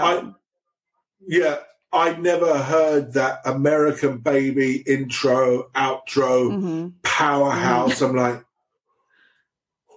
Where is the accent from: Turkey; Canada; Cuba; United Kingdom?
United Kingdom; England; first language English; also born or lived in Sweden; now in Romania; I'm from England.